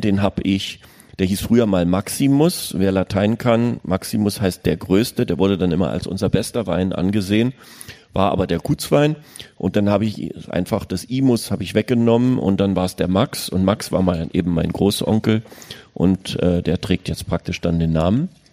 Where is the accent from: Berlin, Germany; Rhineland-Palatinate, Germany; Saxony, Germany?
Berlin, Germany; Ich bin da in West-Berlin aufgewachsen